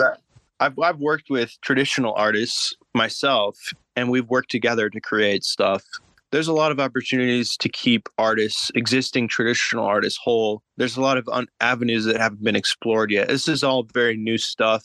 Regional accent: Boise, Idaho, United States; I'm from Boise, Idaho.

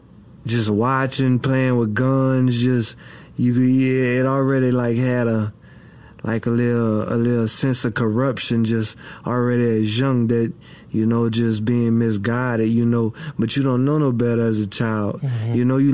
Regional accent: Abbeville, Louisiana, United States; I was born in Abbeville, Louisiana, at Women's and Children's.

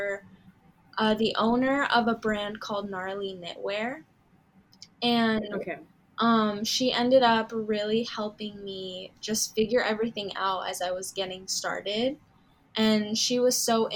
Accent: Southern California, United States; also born or lived in Florida / Canada; growing up and all of my schooling was done in Southern California

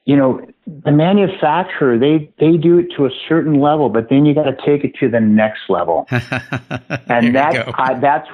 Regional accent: San Diego, California, United States; now in Orange County, United States; I grew up in San Diego.

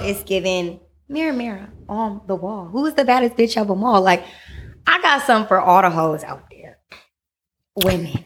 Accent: Vallejo, California, United States; I'm originally from the Bay Area, born and raised.

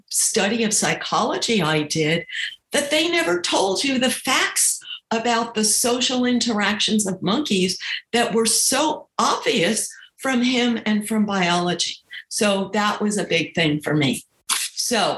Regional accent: New York, United States; I grew up in New York

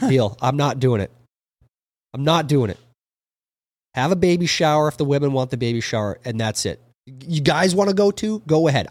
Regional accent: Minnesota, United States; growing up in Minnesota.

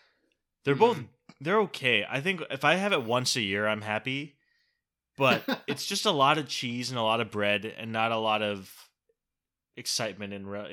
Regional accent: Southern California, United States; now in Chicago, United States; Fun fact about me, I grew up in Southern California, live in Chicago now

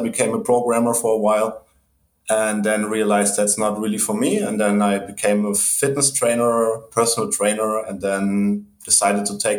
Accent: Germany; I'm originally from Germany.

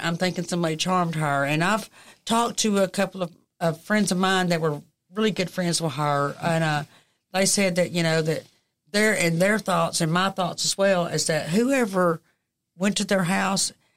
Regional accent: United States; I grew up on College Hill

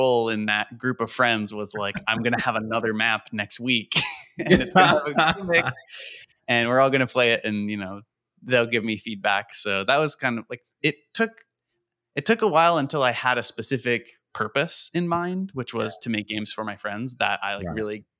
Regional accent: New York, United States; I grew up in New York, actually.

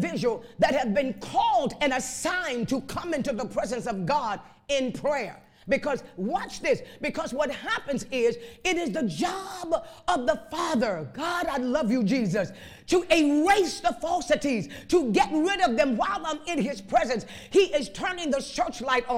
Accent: Chicago, Illinois, United States; I was raised up in Chicago on the west side.

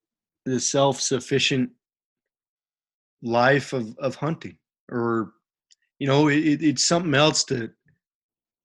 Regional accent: Salt Lake City, Utah, United States; we grew up like shooting, you know, rats and squirrels, quail, all in the backyard of Salt Lake City. You know, we grew up in the Mount Olympus Cove

